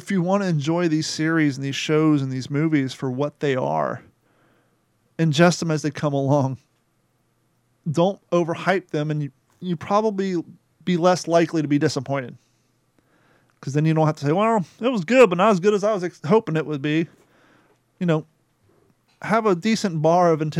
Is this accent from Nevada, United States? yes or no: no; Columbus, Ohio, United States; growing up in Columbus, Ohio, we had Cedar Point and Kings Island